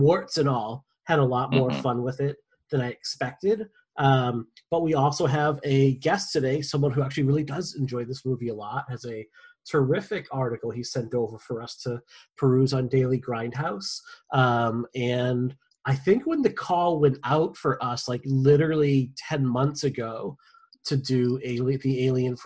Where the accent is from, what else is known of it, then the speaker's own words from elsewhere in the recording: Dracut, Massachusetts, United States; I grew up in Dracut.